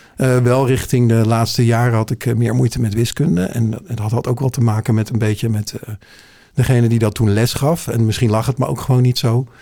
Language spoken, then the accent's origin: Dutch; Heerhugowaard, North Holland, Netherlands; now in Alkmaar, Netherlands; Ik ben eh, geboren en getogen in Hirugewaard